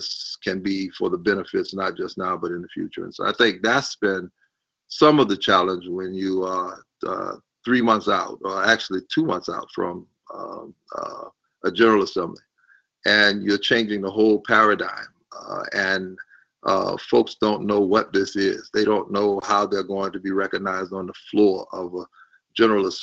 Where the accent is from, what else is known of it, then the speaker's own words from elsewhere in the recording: Orangeburg, South Carolina, United States; I grew up in Orangeburg, South Carolina